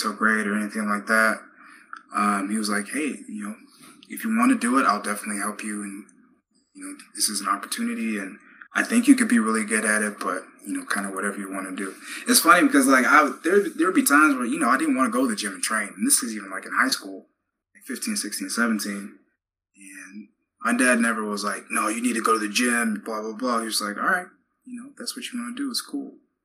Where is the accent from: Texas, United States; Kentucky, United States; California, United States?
Texas, United States; growing up in Texas, you know, from fourth grade on